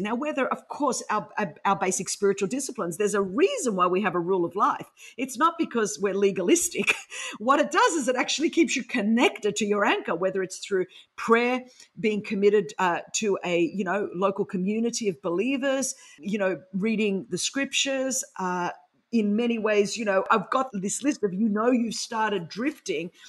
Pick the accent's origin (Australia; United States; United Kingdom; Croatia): Australia; Sydney, New South Wales; accent: Aussie; first language Greek; English is a second language; I grew up in Sydney, Australia